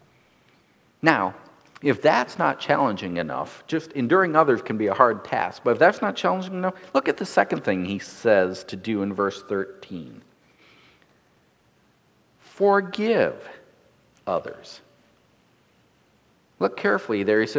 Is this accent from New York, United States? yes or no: no; North Dakota, United States; Growing up in North Dakota, I look at things differently as a farm boy than those who grew up in the city